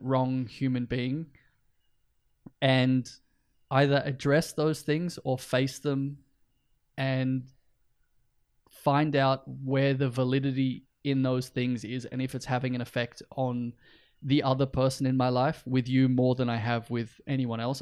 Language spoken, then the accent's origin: English; north coast of New South Wales, Australia; now in Iceland; we both grew up and spent time on the north coast of New South Wales in Australia